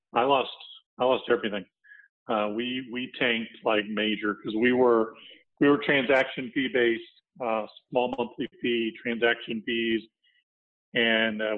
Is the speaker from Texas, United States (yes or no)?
yes; Texas, United States; moved away as an adult; also born or lived in Florida; I grew up in Texas, so I came back to Texas after several stops across the country in the corporate world.